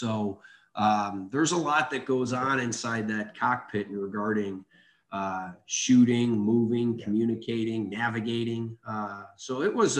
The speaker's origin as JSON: {"language": "English", "town": "Chicago", "region": "Illinois", "country": "United States", "tie": "born or raised there", "moved": "as an adult", "said": "I grew up in Chicago. My father was a police officer in Chicago. Just on the south side of Chicago"}